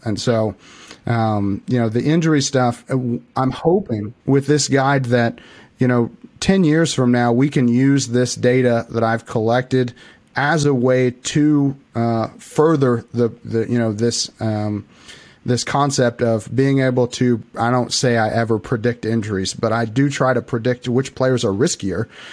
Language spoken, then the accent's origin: English; Illinois, United States; I'm actually from Illinois. I live right in the middle of Illinois, uh, very very tiny town